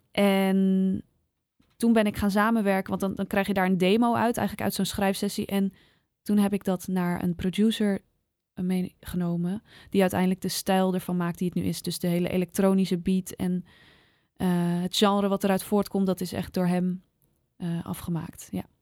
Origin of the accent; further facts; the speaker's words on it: Zaanstreek, North Holland, Netherlands; also born or lived in Amsterdam Noord; now in Amsterdam, Netherlands; ik kwam zelf uit de Zaanstreek